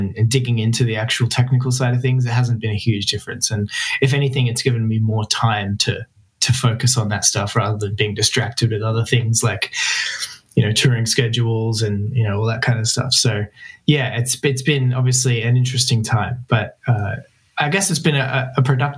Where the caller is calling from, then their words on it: Melbourne, Victoria, Australia; I'm joining you from my home studio in Melbourne, Australia.